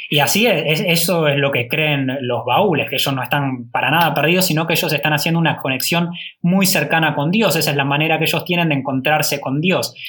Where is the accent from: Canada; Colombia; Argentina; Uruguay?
Argentina; le decimos que somos Argentina